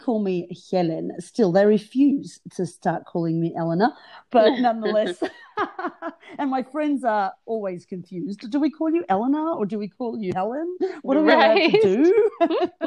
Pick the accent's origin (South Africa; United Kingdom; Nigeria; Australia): Australia; I was born in Australia, but to migrant Greek parents. So I'm first generation Australian born.